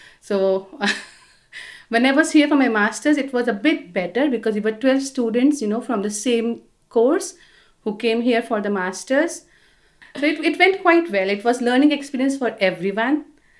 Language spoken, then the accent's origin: English; Delhi, India; moved away as an adult; now in France; So I'm originally from India. I was born and brought up in Delhi. I did all my education there